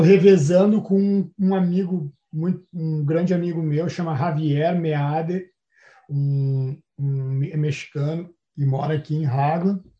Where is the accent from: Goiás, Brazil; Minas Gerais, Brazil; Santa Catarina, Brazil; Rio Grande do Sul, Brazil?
Rio Grande do Sul, Brazil; Porto Alegre; moved away as an adult; also born or lived in Florianópolis; now in New Zealand; nasci em Porto Alegre em 1980